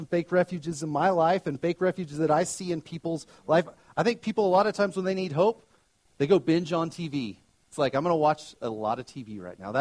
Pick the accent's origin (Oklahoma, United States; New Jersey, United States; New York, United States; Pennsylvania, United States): Oklahoma, United States; now in Colorado, United States; I grew up in Oklahoma